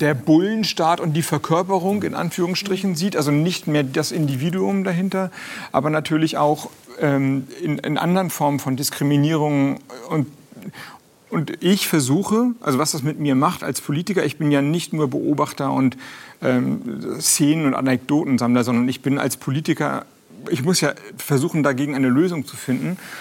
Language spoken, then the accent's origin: German; Kiel, Schleswig-Holstein, Germany; moved away as an adult; now in Flensburg, Germany; ich bin zwar in Kiel geboren